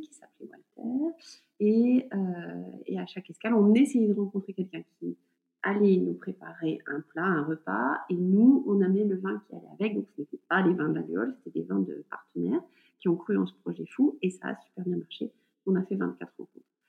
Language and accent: French; north of France, France; now in Burgundy, France; nous sommes originaires du nord de la France